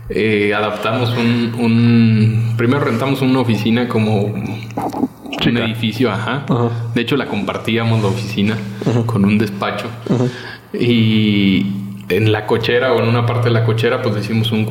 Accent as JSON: {"language": "Spanish", "country": "Mexico", "said": "Y además, pues tienes, eh, como te mencionaba hace ratito, tienes pues los elementos que nos gustan a los mexicanos"}